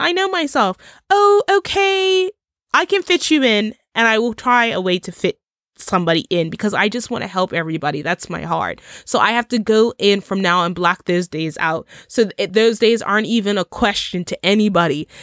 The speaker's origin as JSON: {"language": "English", "country": "Bermuda", "said": "Bermuda, my home country"}